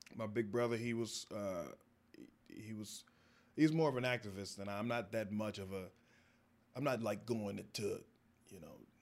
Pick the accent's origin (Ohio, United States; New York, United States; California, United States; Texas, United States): Texas, United States; moved away as an adult; growing up in Texas